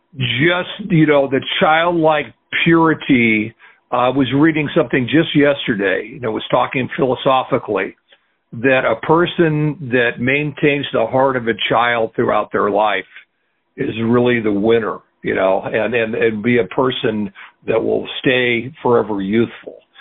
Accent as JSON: {"language": "English", "town": "Portland", "region": "Oregon", "country": "United States", "tie": "born or raised there", "moved": "yes", "lives_now": "New York, United States", "said": "So I was born in Portland, Oregon. I was fourth generation Oregonian."}